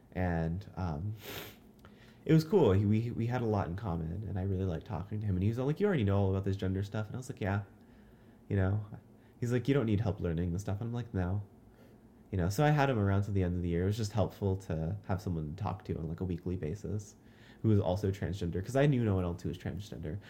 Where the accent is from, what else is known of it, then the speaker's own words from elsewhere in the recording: Lakeside, California, United States; I'm from Lakeside, California